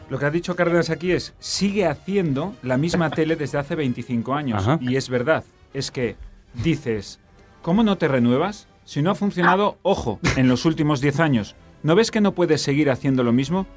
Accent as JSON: {"language": "Spanish", "town": "Vigo", "region": "Galicia", "country": "Spain", "said": "una ciudad entera de trabajadores humildes como es la de Vigo, de donde yo soy"}